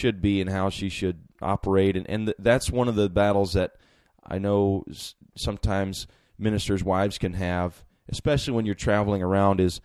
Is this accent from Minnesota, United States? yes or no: yes; Minnesota, United States; when I grew up in Minnesota